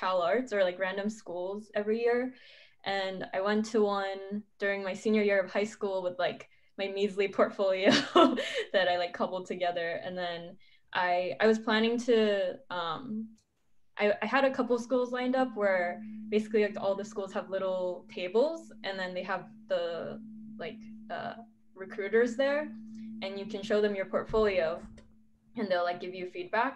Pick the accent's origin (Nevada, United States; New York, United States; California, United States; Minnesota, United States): California, United States; San Diego; also born or lived in Ibaraki, Japan / Michigan / Los Angeles; most of my life I grew up in San Diego up until high school.